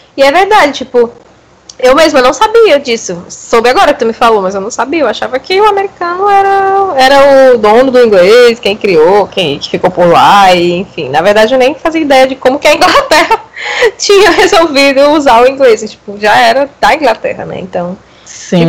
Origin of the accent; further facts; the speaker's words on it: Brazil; Eu nunca saí do Brasil